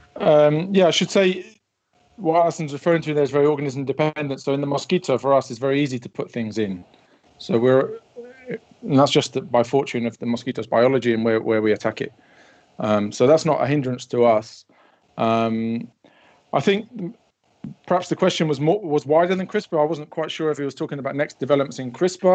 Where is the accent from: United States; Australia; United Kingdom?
United Kingdom; Wellingborough, East Midlands; I stayed in Wellingborough, my hometown